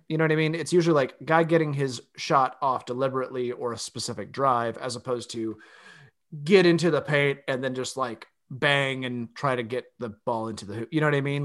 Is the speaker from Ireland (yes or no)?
no; Austin, Texas, United States; my hometown.